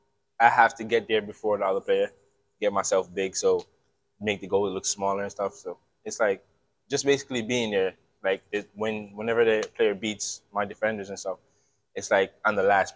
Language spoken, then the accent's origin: English; Jamaica; also born or lived in Bronx, New York; now in Scranton, United States; I'm originally from Jamaica.